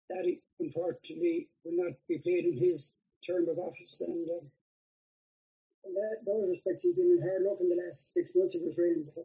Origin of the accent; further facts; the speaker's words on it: Mayo, Connacht, Ireland; I'm from Mayo.